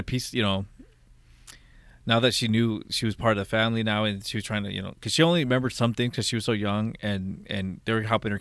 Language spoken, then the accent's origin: English; United States; I'm from Washington.